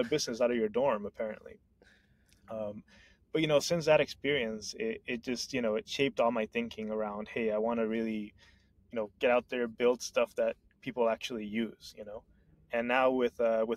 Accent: Honduras; moved away; I'm originally from Honduras

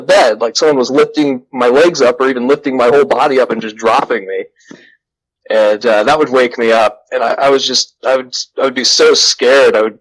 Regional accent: West Des Moines, Iowa, United States; I grew up in Valley Junction in West Des Moines, Iowa, from like 1990 to about 1998.

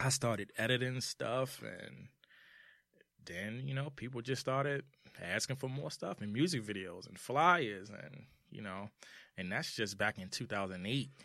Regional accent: Washington, District of Columbia, United States; also born or lived in Charlotte, North Carolina; I'm from Washington, D C

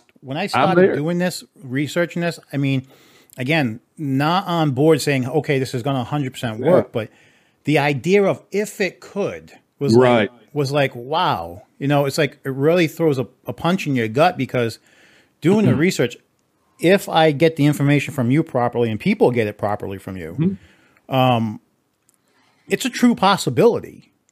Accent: Massachusetts, United States; also born or lived in Florida; now in Texas, United States; I'm originally from Massachusetts. I was living in Florida for over a decade before I came here.

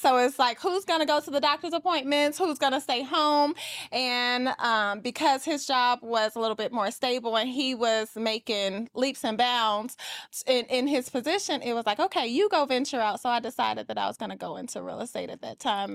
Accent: Atlanta, Georgia, United States; I am from Atlanta, Georgia, and I am a luxury real estate agent

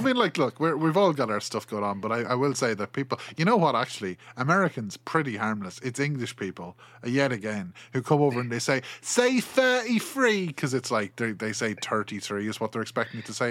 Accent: Ireland; accent: Kilkenny; I'm from Ireland

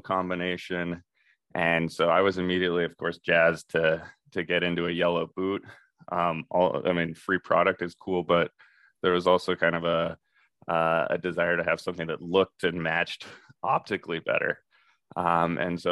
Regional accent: Park City, Utah, United States; I used to come from a racing background growing up in Park City, Utah

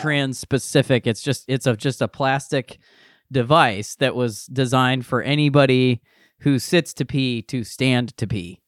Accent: Akron, Ohio, United States; I'm from Akron, and I went to the University of Akron

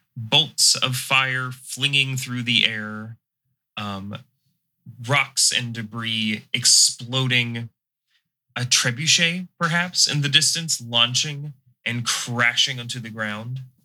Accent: the South, United States; accent: southern; I'm restraining my southern accent

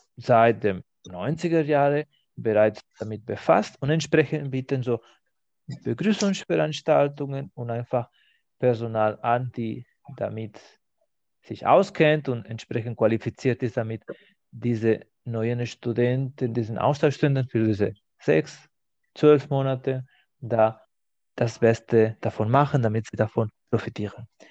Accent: Spain; German is a second language; moved away as an adult; now in Germany; wo ich aufgewachsen bin in Spanien

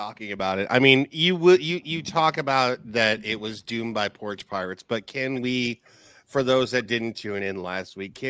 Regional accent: Dodge City, Kansas, United States; moved away; I'm a recovering Dodge City resident. For 38 years, buddy.

